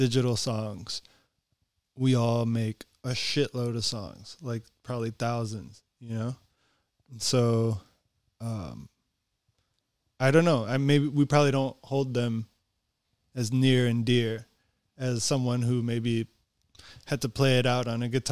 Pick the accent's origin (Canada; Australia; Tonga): Tonga; I'm from Tonga